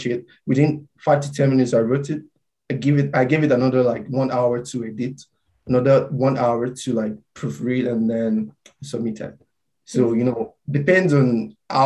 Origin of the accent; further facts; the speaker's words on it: Nigeria; now in Mississauga, Canada; I wrote about being Nigerian